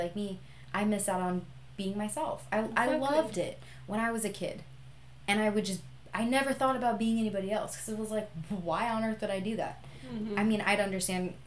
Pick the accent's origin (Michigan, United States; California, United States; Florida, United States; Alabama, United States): California, United States; Visalia; moved away as an adult; I love my hometown. My hometown is Visalia. And between Fresno and Bakersfield